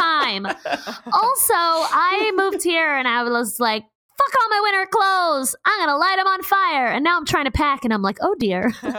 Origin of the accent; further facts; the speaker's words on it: New York City, New York, United States; now in California, United States; As a New Yorker